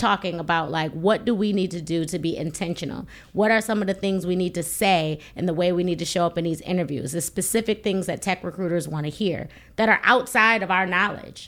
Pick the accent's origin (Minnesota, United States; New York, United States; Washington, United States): New York, United States; Buffalo; I'm from Buffalo, New York